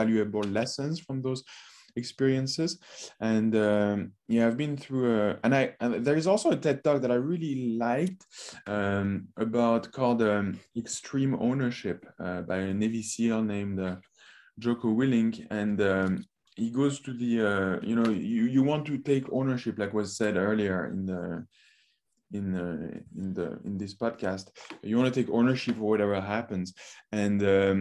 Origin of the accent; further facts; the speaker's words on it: France; moved away; I grew up in France